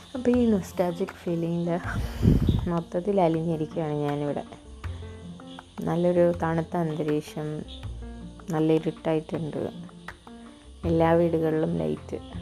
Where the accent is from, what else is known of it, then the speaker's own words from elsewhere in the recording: Kerala, India; ഞാനിപ്പോൾ കേരളത്തിൽ തന്നെയുള്ള എൻ്റെ സ്വന്തം ഞാൻ ജനിച്ചു വളർന്ന വീട്ടിലല്ല